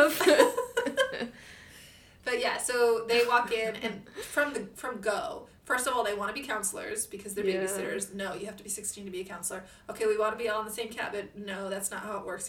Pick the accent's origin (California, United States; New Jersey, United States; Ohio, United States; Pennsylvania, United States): California, United States; we grew up in California on the West Coast